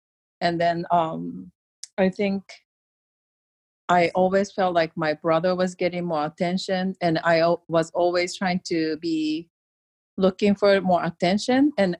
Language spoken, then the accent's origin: English; Japan; moved away; I'm from Japan, but I'm where my family is more male dominant.